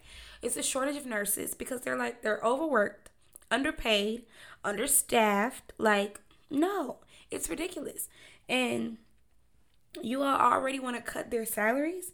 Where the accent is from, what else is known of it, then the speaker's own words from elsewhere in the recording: Memphis, Tennessee, United States; I'm from Memphis, so News Channel 3